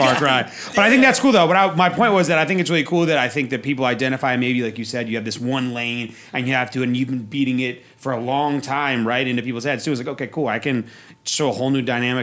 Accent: East Coast, United States; also born or lived in Oregon / Europe; now in Las Vegas, United States; I grew up on the East Coast.

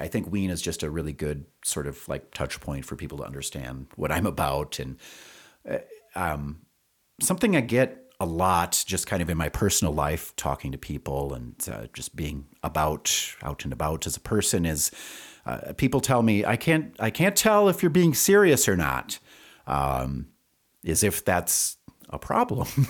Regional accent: Wisconsin, United States; moved away as an adult; also born or lived in Madison, Wisconsin / Rio Rancho, New Mexico; now in Albuquerque, United States; I'm originally from Wisconsin

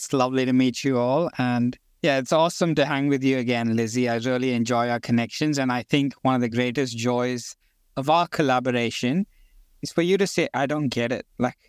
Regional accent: India; born there; I don't know how the introduction goes, but I've lived around the world. I was born in India. I'm indigenous to the center, the Gondi people right in the middle of India.

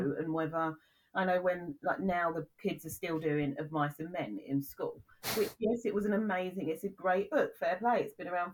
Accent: United Kingdom; I am very proud to be British, and I always say British.

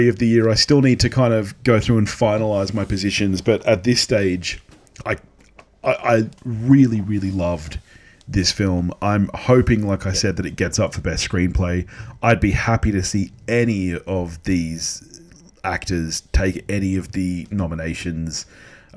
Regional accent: Australia; being Australian

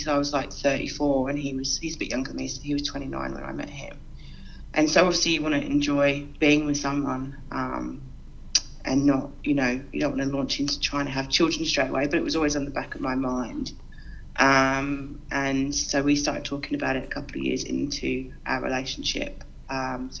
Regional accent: London, United Kingdom; moved away as an adult; now in Sydney, Australia; Obviously, you can probably tell from my accent, I'm originally from the UK. I'm originally from London, and I moved here about

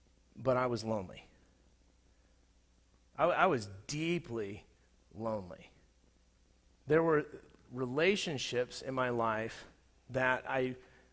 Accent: Southern California, United States; moved away as an adult; also born or lived in Colorado; In 2003, I moved from Southern California to Colorado. And the place that I was moving from was a place that I had, for the most part, had grown up and been formed as an adult

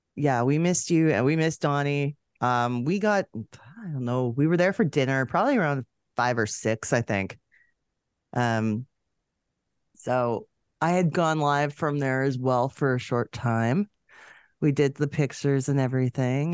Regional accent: Canada; we're both Canadian.

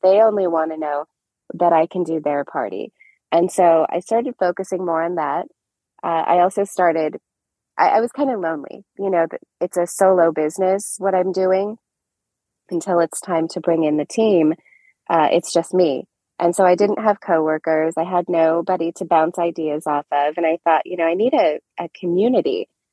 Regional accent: Orange, California, United States; also born or lived in Anaheim Hills, California; I am a California native. I'm actually an Orange County native. I grew up in Orange and then Anaheim Hills

